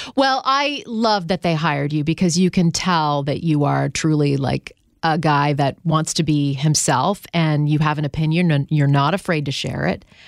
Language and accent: English; Canada; moved away as an adult; now in United States; I'm from Canada.